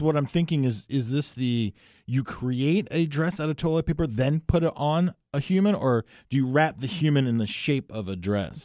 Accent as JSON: {"language": "English", "region": "New Jersey", "country": "United States", "tie": "born or raised there", "said": "my home state of New Jersey"}